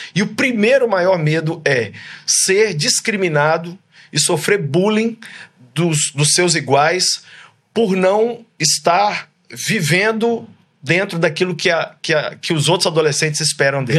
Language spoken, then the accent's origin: Portuguese; Brazil; moved away as an adult; now in United States; lá do meu país